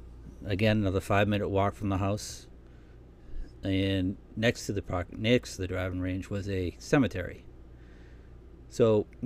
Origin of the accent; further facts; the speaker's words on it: Massachusetts, United States; I was born and raised in Massachusetts, about 15 miles south of Boston. I come from a large family.